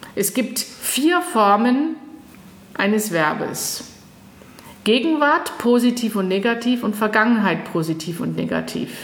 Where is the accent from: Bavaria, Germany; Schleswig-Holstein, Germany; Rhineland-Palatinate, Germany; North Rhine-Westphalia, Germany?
Bavaria, Germany; Würzburg; first language English and German; moved away as an adult; also born or lived in Munich / Japan; now in Hesse, Germany; Ich bin zweisprachig aufgewachsen im schönen Frankenland in Würzburg.